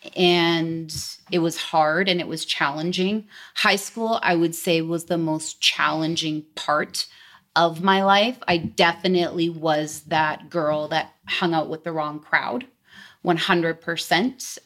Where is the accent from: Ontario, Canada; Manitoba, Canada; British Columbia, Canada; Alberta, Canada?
British Columbia, Canada; Delta; actually born and raised in Delta, which is a very small place close to Vancouver, British Columbia